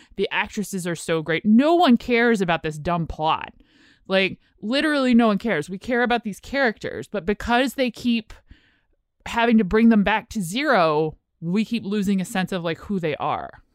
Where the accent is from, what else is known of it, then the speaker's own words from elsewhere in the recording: United States; we're American